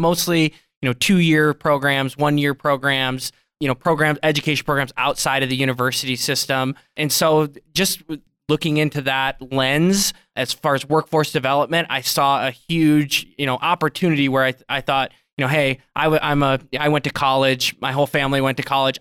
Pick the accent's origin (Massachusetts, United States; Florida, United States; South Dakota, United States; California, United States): South Dakota, United States; now in Billings, United States; I grew up in South Dakota